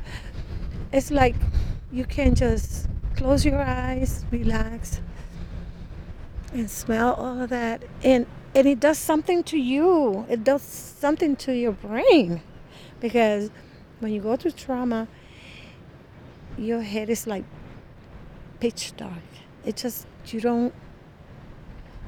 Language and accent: English; Puerto Rico; now in Milwaukee, United States; I grew up in Puerto Rico